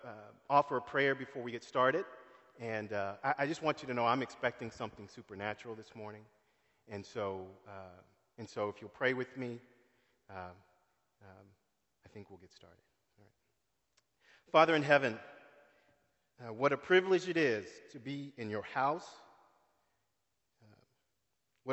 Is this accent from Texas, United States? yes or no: yes; San Antonio, Texas, United States; I grew up in San Antonio.